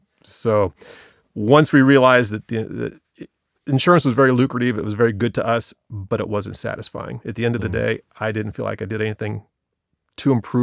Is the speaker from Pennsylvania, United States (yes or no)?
no; Marshallville, Ohio, United States; I was born and raised in Marshallville, so I'm 55 years old. So I've been there since 1965.